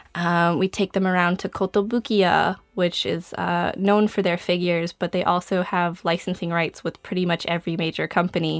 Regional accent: Albuquerque, New Mexico, United States; moved away as an adult; now in Japan; I'm originally from Albuquerque, New Mexico, in the United States

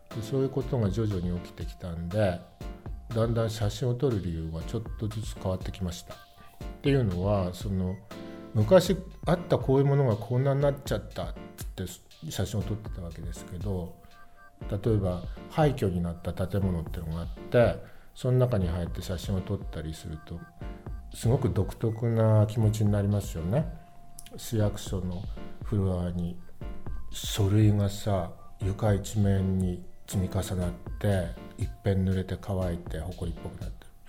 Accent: Rikuzentakata, Iwate, Japan; moved away as an adult; now in Tokyo, Japan; 自分の生まれ育った陸前高田

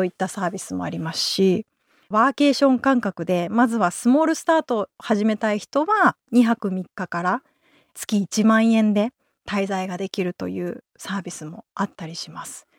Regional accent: Yokohama, Kanagawa, Japan; moved away; also born or lived in Oita / Tokyo; 私もともと横浜出身なんですけど、実家がシェアハウスなんですよ

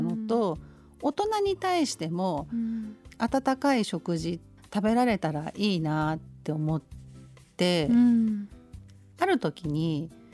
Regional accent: Tokyo, Japan; 東京生まれ東京育ちみたいな

